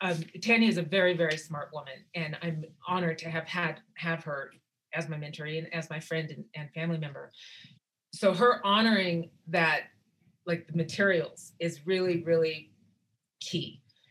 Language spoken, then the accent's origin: English; Wyoming, United States; because like I said, I grew up amongst up in Wyoming, and what my aunties did for me and how much they taught me.